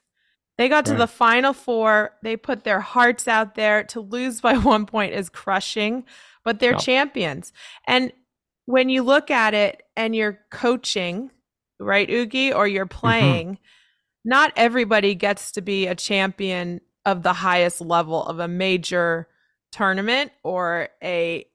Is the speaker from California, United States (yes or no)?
yes; San Diego, California, United States; I'm from San Diego. I trained a little bit at San Diego State.